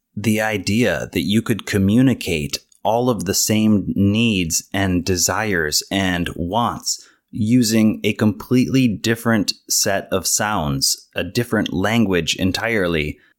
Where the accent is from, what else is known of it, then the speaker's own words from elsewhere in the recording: United States; I was born and raised here in the United States in a relatively small town